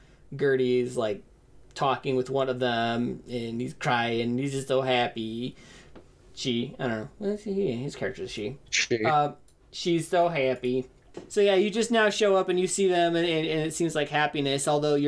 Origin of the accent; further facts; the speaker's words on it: Utah, United States; Yeah, I'm from Utah